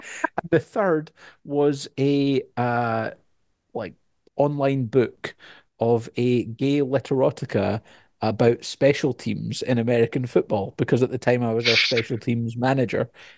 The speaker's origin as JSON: {"language": "English", "region": "Scotland", "country": "United Kingdom", "said": "because I'm Scottish"}